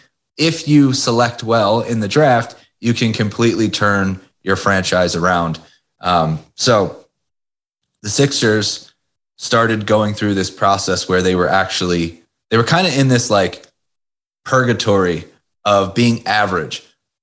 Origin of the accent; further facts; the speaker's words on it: Philadelphia, Pennsylvania, United States; Philadelphia. I've lived here basically my whole life. Born right outside of Philadelphia. Well, actually, I was born in Philadelphia. Lived right outside of Philadelphia.